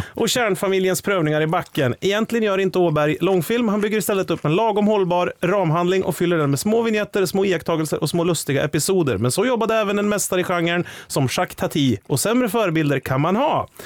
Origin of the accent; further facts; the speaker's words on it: Sveg, Jämtland, Sweden; jag växte upp i Sveg